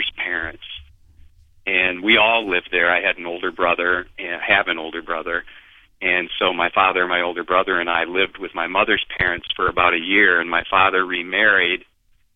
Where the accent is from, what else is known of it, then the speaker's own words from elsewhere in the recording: Beulah, Michigan, United States; My hometown, very, very small hometown of 421 people, Beulah, Michigan.